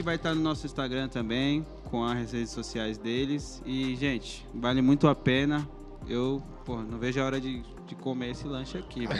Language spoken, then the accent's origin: Portuguese; São Bernardo do Campo, São Paulo, Brazil; a gente é de São Bernardo